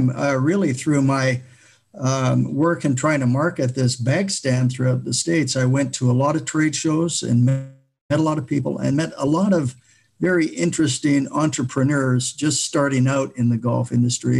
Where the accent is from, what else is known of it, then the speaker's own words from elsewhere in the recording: Vancouver, British Columbia, Canada; I grew up in the Vancouver area